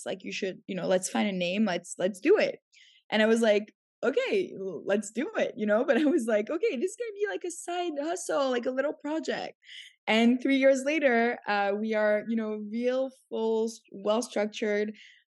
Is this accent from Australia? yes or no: no; Canada; moved away as an adult; also born or lived in Paris, France / New York, United States; now in Tel Aviv, Israel; I grew up in Canada. So when I was 7, I moved there.